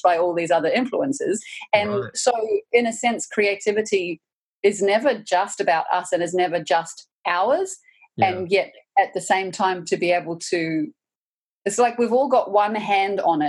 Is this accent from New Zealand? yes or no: yes; New Zealand; as a New Zealander, I feel like those movies are part of my cultural heritage now